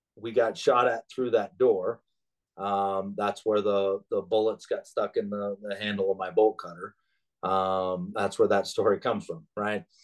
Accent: Alaska, United States; moved away; growing up in Alaska and the environment and in the village and the harsh weather

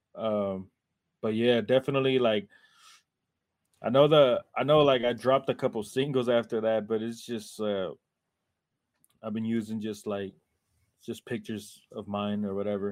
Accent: Oakland, California, United States; I'm from Oakland

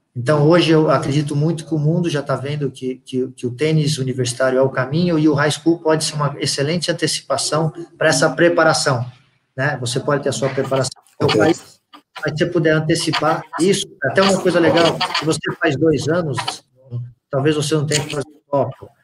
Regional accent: São Paulo, Brazil; moved away as an adult; now in United States; eu sou de São Paulo

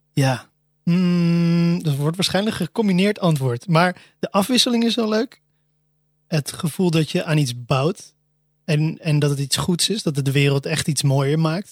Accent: Almere, Flevoland, Netherlands; ik ben, zoals in het begin genoemd, opgegroeid in Almere

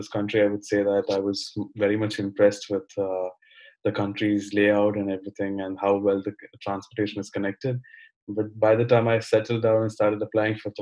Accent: Kerala, India; moved away as an adult; now in Amsterdam, Netherlands; I am from India. I come from the state called Kerala. And I've moved to Amsterdam a few months back.

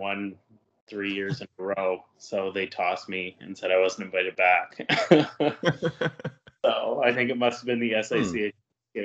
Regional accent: Ottawa, Ontario, Canada; moved away as an adult; also born or lived in Toronto; now in Kingston, Canada; I was born in Toronto and moved to Ottawa when I was probably just before junior kindergarten. So I grew up mostly in Ottawa

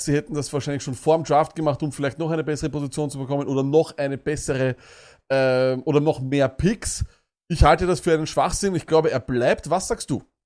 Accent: Vienna, Austria; bei uns in Wien

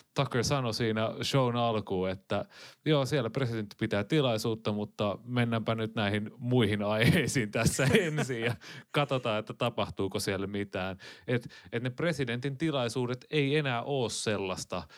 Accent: Finland

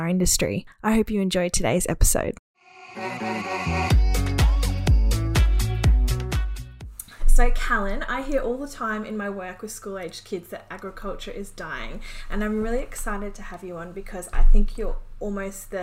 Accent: Queensland, Australia; I'm from Queensland myself

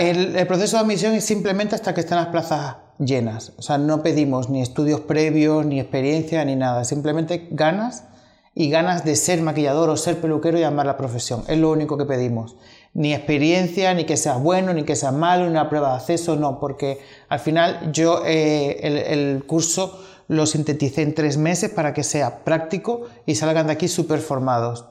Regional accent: Xinzo de Limia, Galicia, Spain; moved away as an adult; also born or lived in Tenerife / London; now in Madrid, Spain; Yo hasta los 19 años que salí de Galicia, que ahí en Galicia también era un pueblo, era Orense, Shinzo de Limia, eh, mi pueblo

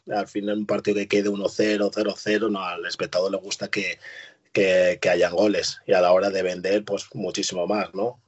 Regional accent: Spain; yo nací en España, soy español, pero tengo doble nacionalidad

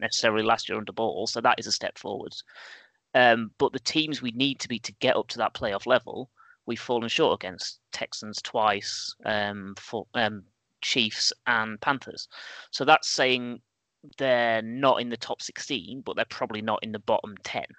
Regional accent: England, United Kingdom; we're all English, right? We grow up with a suspicion of franchises

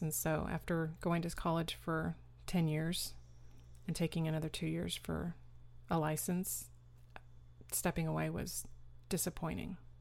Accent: Austin, Texas, United States; also born or lived in New York / San Antonio, Texas; Austin, Texas, where we've been ever since

